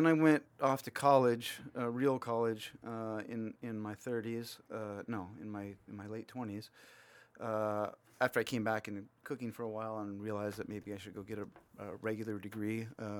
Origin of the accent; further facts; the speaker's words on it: Laguna Hills, California, United States; I grew up in Laguna Hills. So